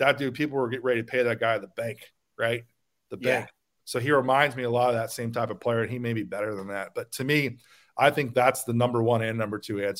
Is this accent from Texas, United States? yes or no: yes; Dallas, Texas, United States; I grew up in Dallas.